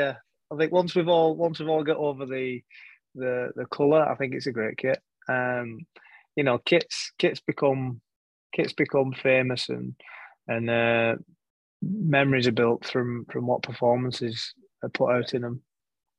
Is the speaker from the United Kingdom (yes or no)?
yes; England, United Kingdom; I'm passionate about being English and representing in my country